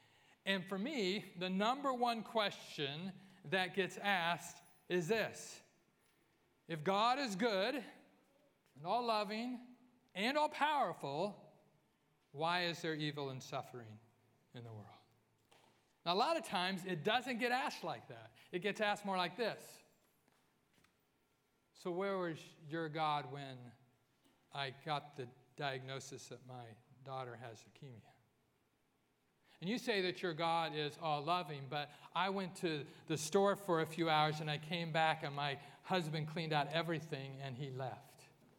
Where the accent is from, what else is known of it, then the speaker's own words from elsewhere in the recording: California, United States; I grew up in Central California. My grandfather was in L.A.